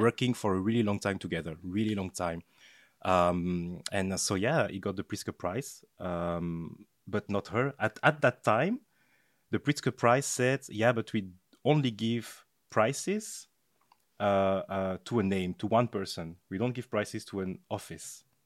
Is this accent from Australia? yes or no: no; France; moved away as an adult; also born or lived in Belgium; I was born and raised in France, uh, from a, a Belgian mother and a Togolese father.